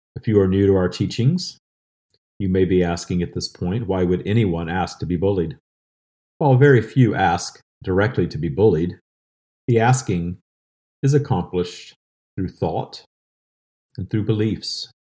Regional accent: the South, United States; I grew up in the seventies and eighties in a small town in the South

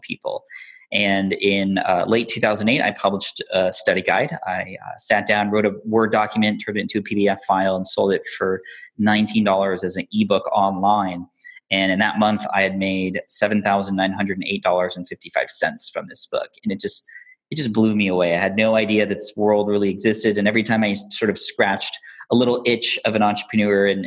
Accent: San Diego, California, United States; I grew up in San Diego, California

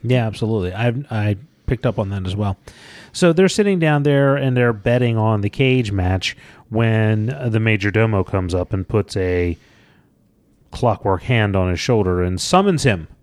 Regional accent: Georgia, United States; when I was a child and I grew up in Georgia

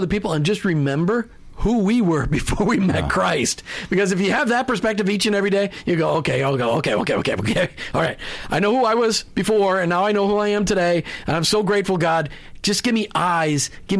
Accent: Minnesota, United States; And I grew up in Minnesota. Let's put that in perspective. 10,000 lakes, 20,000 ponds, and I learned how to play golf, which you can only do 4 months of the year in Minnesota anyway.

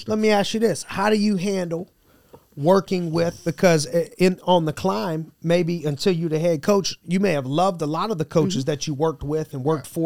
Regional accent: Tampa, Florida, United States; moved away; Born and raised in Tampa, yep. Florida.

